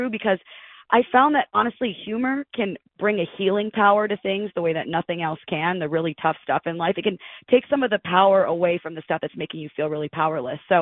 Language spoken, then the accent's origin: English; Detroit, Michigan, United States; moved away; also born or lived in Hillsdale, Michigan; I'm from the Detroit area